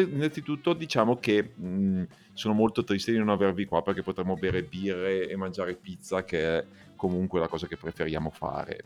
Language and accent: Italian; Bergamo, Lombardy, Italy; also born or lived in Milan; da Bergamasco